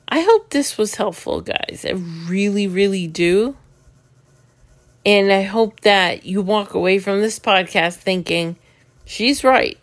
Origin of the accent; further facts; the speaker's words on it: New York City, New York, United States; moved away as an adult; now in Florida, United States; I'm from New York City.